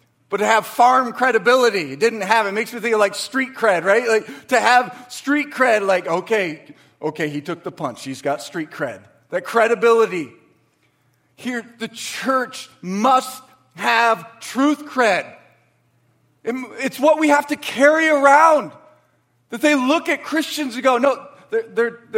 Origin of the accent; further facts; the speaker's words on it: Waterford, Michigan, United States; I grew up in Waterford. I went to Cooley. I went to Pierce. My dad worked at Pontiac Motors.